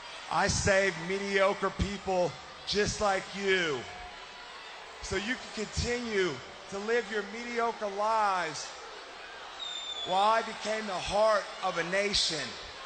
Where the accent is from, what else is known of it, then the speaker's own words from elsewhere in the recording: Perry, Oklahoma, United States; I am from Perry, Oklahoma. My third state wrestling championship. You know, growing up in Perry, Oklahoma, it was almost like greatness was my neighbor and success was my best friend.